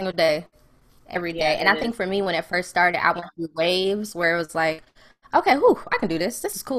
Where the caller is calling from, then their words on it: Durham, North Carolina, United States; I'm in Durham, North Carolina.